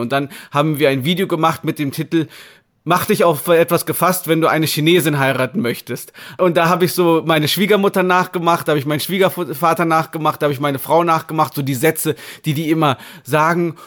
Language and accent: German; Marienheide, North Rhine-Westphalia, Germany; moved away as an adult; now in Shanghai, China; Ich komme zwar nicht direkt aus Köln, 40 Kilometer aus einem kleinen Ort namens Marienheide